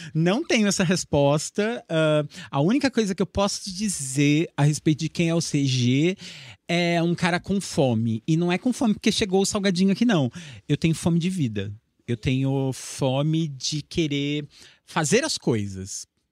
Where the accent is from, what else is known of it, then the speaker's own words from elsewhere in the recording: Assis, São Paulo, Brazil; daqui de Assis, que eu era, sou de Assis